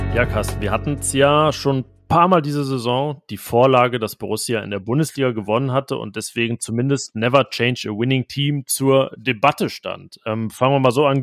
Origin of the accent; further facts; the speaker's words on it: North Rhine-Westphalia, Germany; ich als Niederrheiner